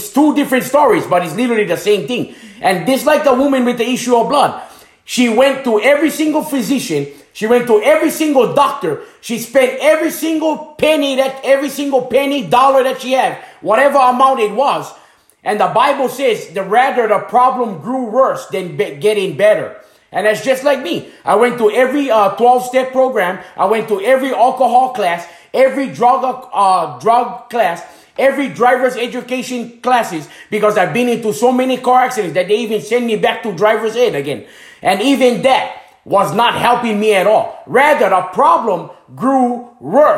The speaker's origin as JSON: {"language": "English", "area": "Hana, Maui", "region": "Hawaii", "country": "United States", "tie": "born or raised there", "moved": "as an adult", "said": "I was leaving my hometown in Hanamaui, Hawaii"}